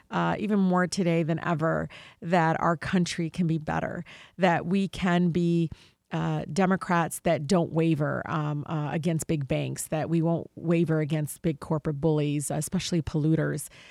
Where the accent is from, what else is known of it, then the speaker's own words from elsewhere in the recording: Detroit, Michigan, United States; growing up in Detroit